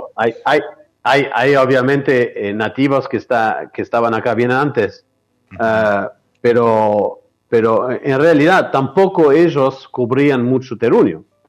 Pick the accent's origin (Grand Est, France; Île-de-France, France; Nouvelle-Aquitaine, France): Nouvelle-Aquitaine, France; Bordeaux; Spanish is a second language; moved away as an adult; donde eh, me crié, que es en Francia, en Bordeaux